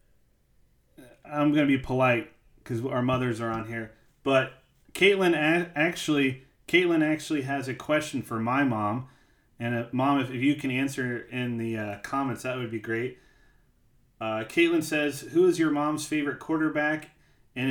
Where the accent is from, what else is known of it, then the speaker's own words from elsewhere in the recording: Jefferson City, Missouri, United States; I didn't grow up in St. Louis. I grew up in Jefferson City